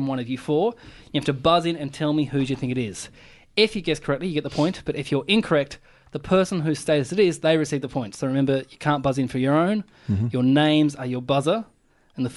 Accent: Burnie, Tasmania, Australia; now in Melbourne, Australia; we're both from Burnie, and when I first moved to Melbourne

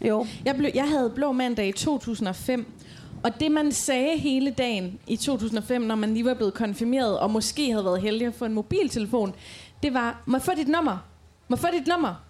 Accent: Aarhus, Central Denmark Region, Denmark; moved away as an adult; now in Djursland, Denmark; jeg kommer jo fra Rigskov her i Aarhus

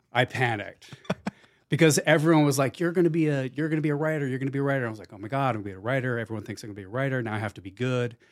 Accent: Plainfield, New Jersey, United States; moved away; I grew up in Plainfield, New Jersey

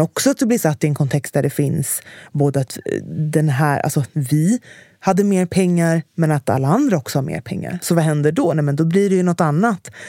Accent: Stockholm, Stockholm County, Sweden; jag växte upp i Enskededalen

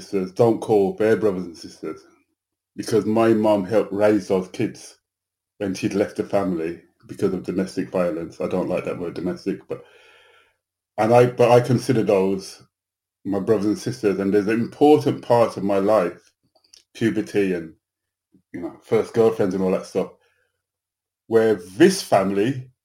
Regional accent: Birmingham, West Midlands, United Kingdom; I was born in England, but in a Caribbean community in Birmingham

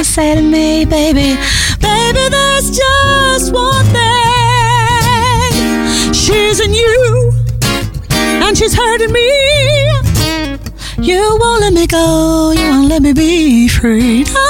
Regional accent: Middlesbrough, North East England, United Kingdom; So Palmo, yeah, I'm from Middlesbrough, very proudly from Middlesbrough.

